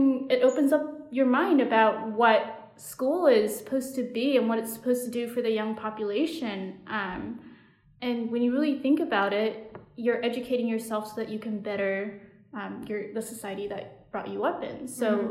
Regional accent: United States; we were there as American students, and we were studying abroad

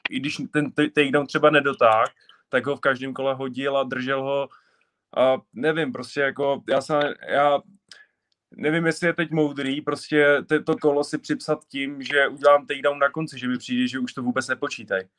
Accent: Czechia; jsem Čech

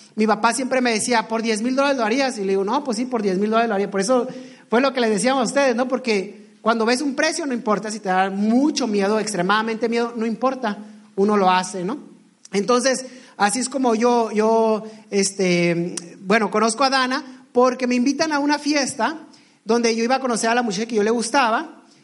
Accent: Ensenada, Baja California, Mexico; yo soy originario, bueno, somos originarios de Ensenada, Baja California.

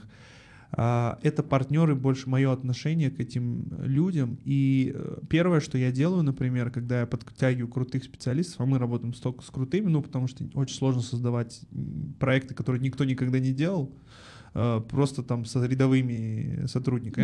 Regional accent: Almaty, Kazakhstan; Я родом из Алматы, э, в четвертом поколении алматинец.

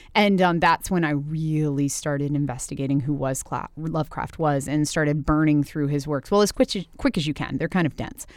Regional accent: Winchester, Virginia, United States; came from my hometown

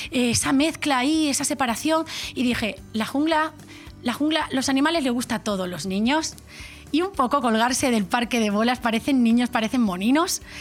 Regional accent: Extremadura, Spain; porque soy extremeña y pues yo qué sé, pues me gustaría llevar a veces, pues tenemos nuestras

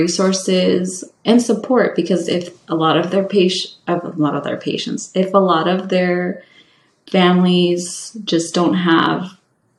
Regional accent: California, United States; moved away as an adult; also born or lived in Maine / Vermont / New York; When I am from California, my community that I grew up in is very much Latino

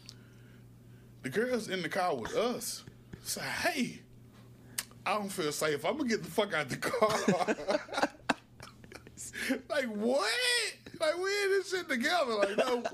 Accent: Alabama, United States; I'm from Alabama

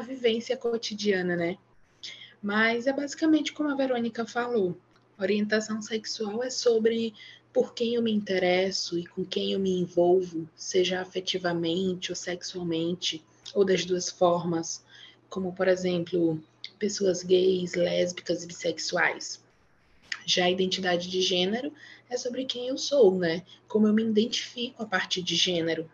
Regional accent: Maranhão, Brazil; Sou aqui do Maranhão

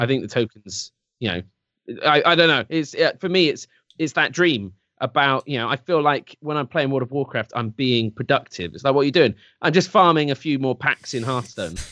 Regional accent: England, United Kingdom; I'm English

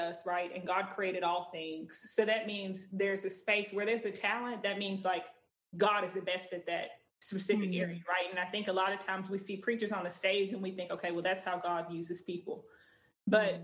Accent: Texas, United States; I'm 28. I'm from Texas

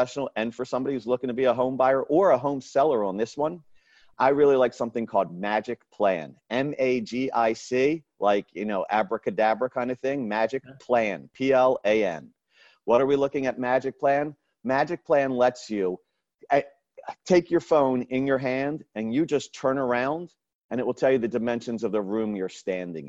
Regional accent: Raleigh, North Carolina, United States; I'm from Raleigh, North Carolina

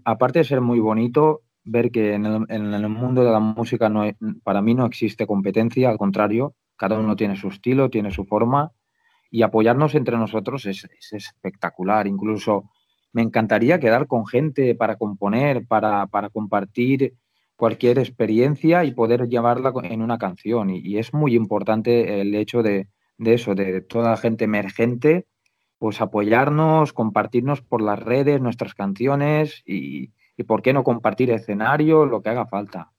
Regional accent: Valencian Community, Spain

